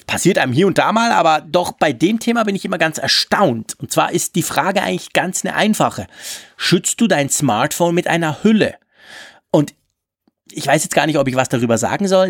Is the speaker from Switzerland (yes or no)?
yes; Switzerland; für mich als Schweizer